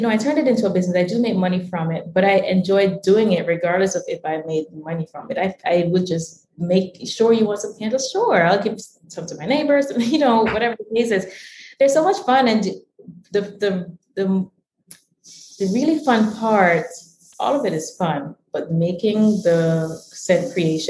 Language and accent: English; Jamaica; now in Washington, DC, United States; I was born in Jamaica, was born in the Caribbean